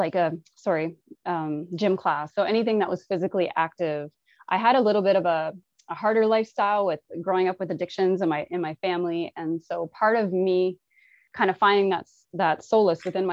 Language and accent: English; Cape Breton Island, Nova Scotia, Canada; moved away as an adult; also born or lived in Newfoundland; now in Toronto, Canada; I was born in Newfoundland, which is an island, and then moved to Cape Breton Island at 6 months, which is also another island. So I am an island baby for sure. So I spent the first 18 years of my life in a small village with 3,000 people